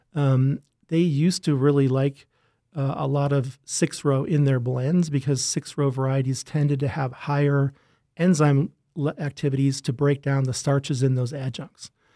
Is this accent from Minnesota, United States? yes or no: yes; Rochester, Minnesota, United States; also born or lived in Wisconsin; I grew up in Rochester, Minnesota, not too far from here.